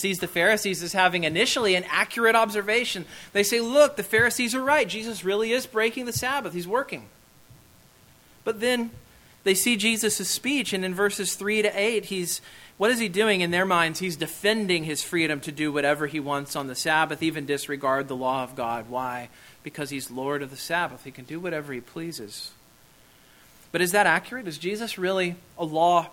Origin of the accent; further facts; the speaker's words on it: Kansas, United States; moved away; I am from Kansas